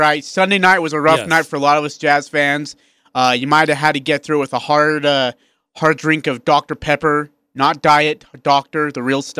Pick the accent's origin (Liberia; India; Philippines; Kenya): India; now in Utah, United States; I'm from India.